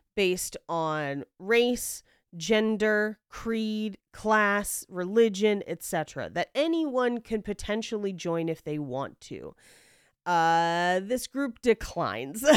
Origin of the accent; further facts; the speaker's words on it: the Bay Area, California, United States; I'm from the Bay